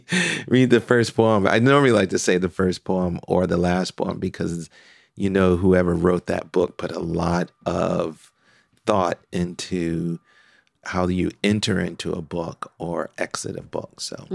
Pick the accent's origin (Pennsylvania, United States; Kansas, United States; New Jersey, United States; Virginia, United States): Pennsylvania, United States; Philadelphia; now in Nashville, United States; Yes, I was, and it's still dear to my heart, no matter where I am in the world.